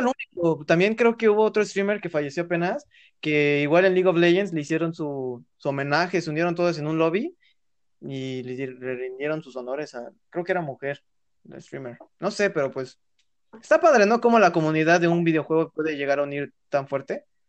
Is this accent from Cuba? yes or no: no; Puebla, Mexico; somos el estado de Puebla